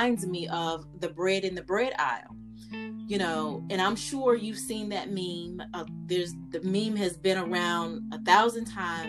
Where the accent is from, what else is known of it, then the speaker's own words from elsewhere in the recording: Fayetteville, North Carolina, United States; I am from Fayetteville